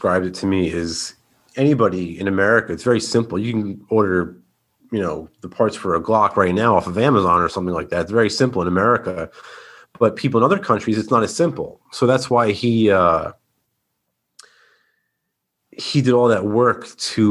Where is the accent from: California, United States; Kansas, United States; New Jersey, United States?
New Jersey, United States; I'm from New Jersey